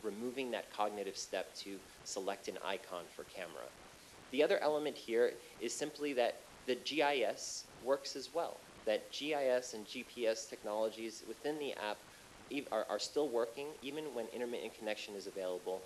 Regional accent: New York City, New York, United States; my hometown of Flushing, New York

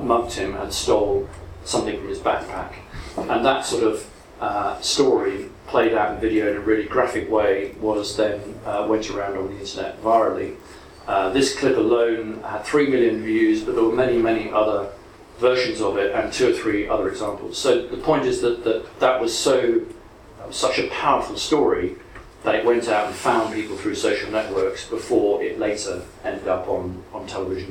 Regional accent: London, United Kingdom; Wanstead, which is my hometown

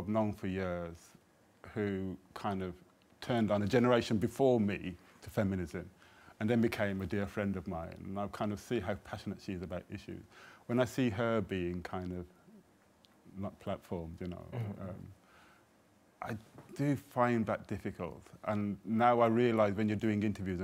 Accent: Birmingham, West Midlands, United Kingdom; I come from Jamaican background and I'm from Birmingham and I support Aston Villa

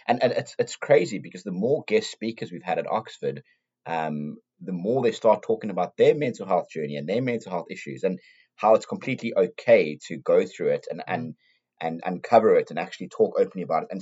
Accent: South Africa; now in United Kingdom; I come from South Africa

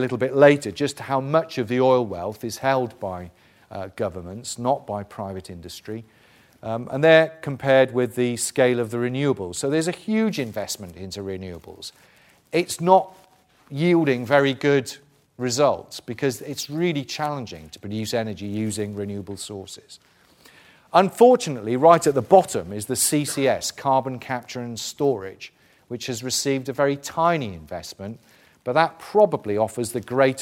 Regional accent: South Wales, United Kingdom; I'm from South Wales.

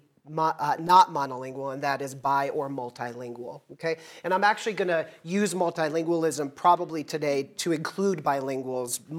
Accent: United States; first language English; I'm American.

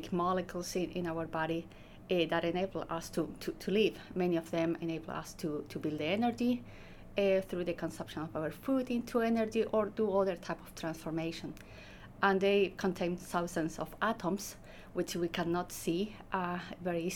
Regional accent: Chile; moved away as an adult; also born or lived in Edinburgh, United Kingdom; now in Oxford, United Kingdom; I'm from Chile, mm-hmm. So I first came to the UK in 2015

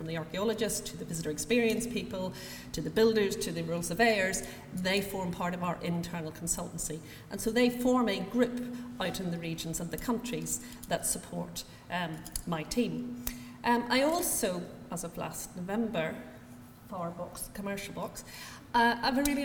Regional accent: Northern Ireland, United Kingdom; accent: Northern Irish; I'm born and educated in Northern Ireland

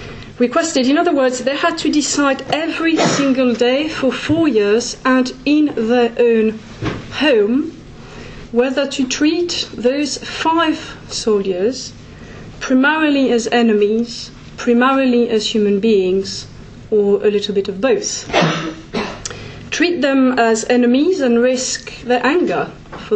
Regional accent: France; my home country's territory, France

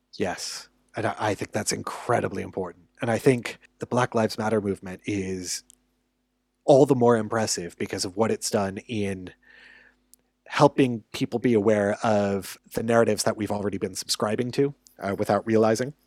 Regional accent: United States; as an American

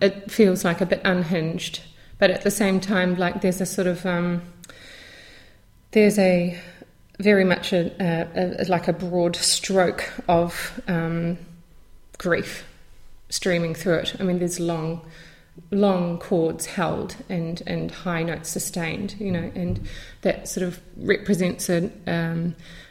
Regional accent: New Zealand; growing up in New Zealand

